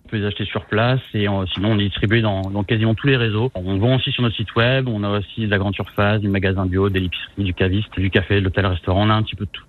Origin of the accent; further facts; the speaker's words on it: Rennes, Brittany, France; Je suis originaire de Rennes